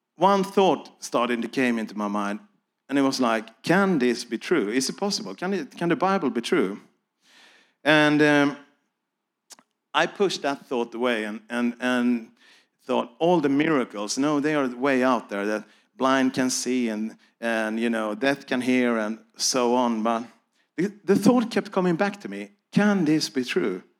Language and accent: English; Sweden; I'm here from Sweden